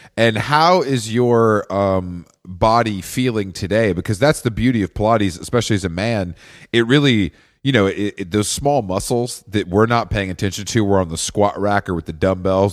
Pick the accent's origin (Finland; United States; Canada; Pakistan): United States; Atlanta, Georgia; I'm from Atlanta